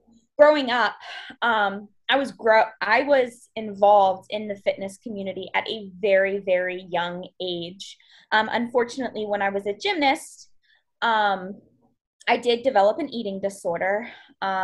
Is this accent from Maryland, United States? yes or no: yes; Western Maryland, United States; I am from Maryland, originally from a small little town in Western Maryland, but I'm a little bit closer to Baltimore now